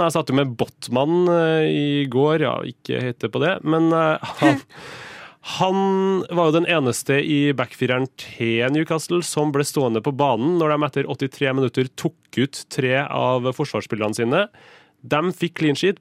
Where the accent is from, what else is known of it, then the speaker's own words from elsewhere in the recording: Kristiansund, Møre og Romsdal, Norway; jeg kommer fra Kristiansund